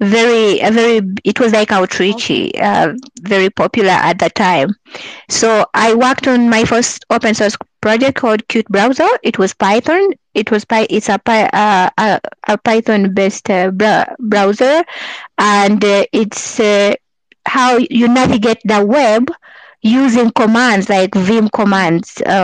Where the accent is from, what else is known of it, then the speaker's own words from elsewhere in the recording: Uganda; moved away as an adult; now in Canada; I'm from Uganda, so that's where I was living at the time.